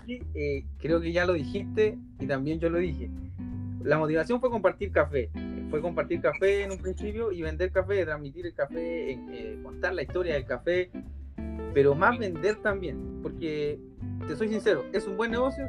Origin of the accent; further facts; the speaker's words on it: Concepción, Biobío, Chile; yo soy de Concepción